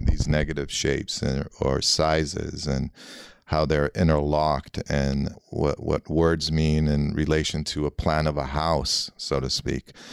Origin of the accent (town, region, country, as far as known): Los Angeles, California, United States; born or raised there; first language Armenian; English is a second language